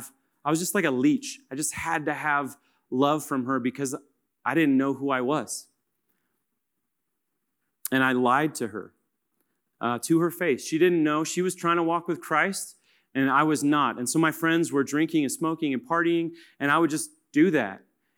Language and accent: English; Kansas, United States; and I'm from Kansas, so I'm going to go to Manhattan.